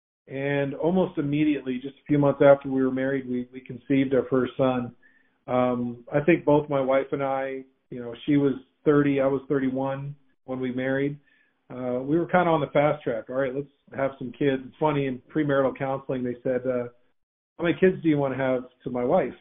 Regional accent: Windsor, Ontario, Canada; moved away as an adult; now in United States; So I was born and raised in Windsor, Ontario in Canada.

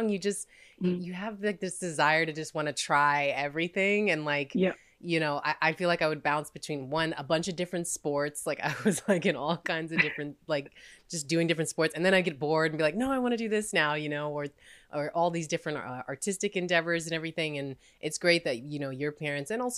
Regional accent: Texas, United States; moved away as an adult; now in New York, United States; I grew up in Texas, and then like I've lived in New York for like almost like 10, 11 years now

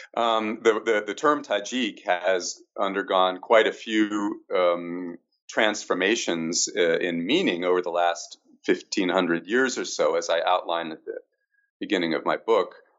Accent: Canada; as a Canadian coming from a bilingual country

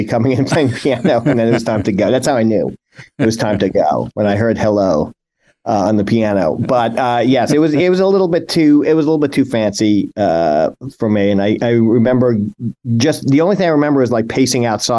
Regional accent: New York, United States; also born or lived in Philadelphia, Pennsylvania / Canton, Ohio / Chicago / Jacksonville; I came back to New York because I love New York. I'm from New York

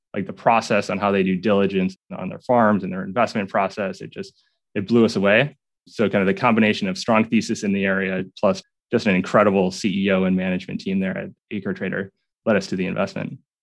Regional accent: southern Minnesota, United States; I grew up southern Minnesota on a farm, farm that's been in my family for eight generations now.

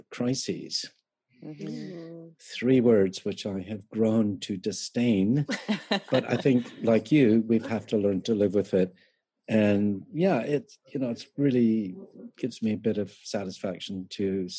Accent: Canada; moved away; I am Canadian

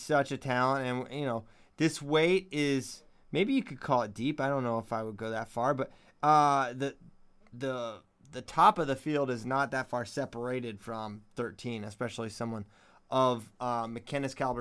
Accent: Virginia, United States; I'm from Virginia

